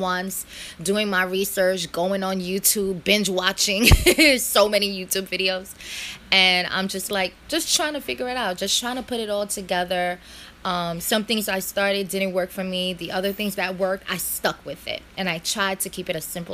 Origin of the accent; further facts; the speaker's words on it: New York City, New York, United States; born here, raised in America, been here all my life in Brooklyn